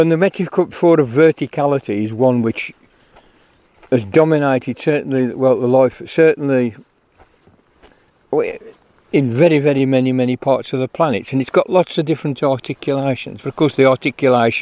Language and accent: English; United Kingdom; as British people